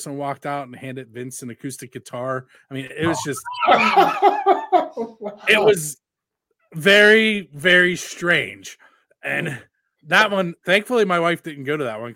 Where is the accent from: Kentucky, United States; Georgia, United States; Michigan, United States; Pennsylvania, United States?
Pennsylvania, United States; Pittsburgh; I'm from the Pittsburgh area